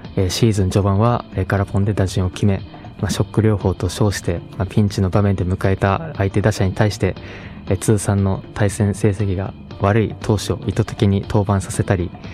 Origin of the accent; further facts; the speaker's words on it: Hokkaido, Japan; 自分が生まれ育った場所